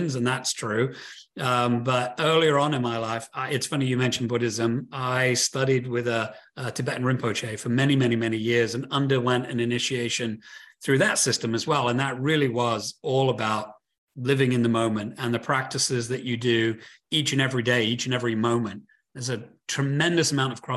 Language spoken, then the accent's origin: English; United Kingdom; That's where I'm from. I'm from Britain